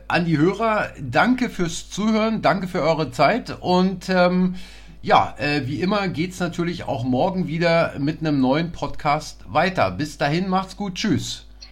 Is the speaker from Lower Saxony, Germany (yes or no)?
no; East Berlin, Germany; wir sind zwar beide in Berlin groß geworden, aber Sie auf der anderen Seite als ich, äh, der Mauer